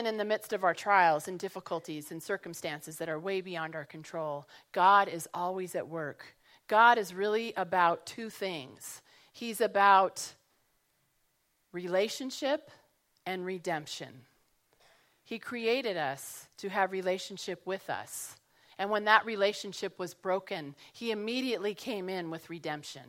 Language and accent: English; Colorado, United States; moved away as an adult; also born or lived in San Jose, California; I grew up in Colorado